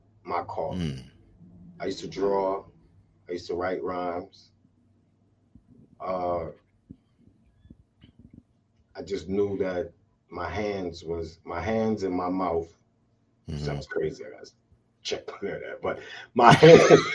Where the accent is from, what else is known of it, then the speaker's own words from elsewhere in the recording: New York City, New York, United States; growing up in Brooklyn was at that time was just family was family.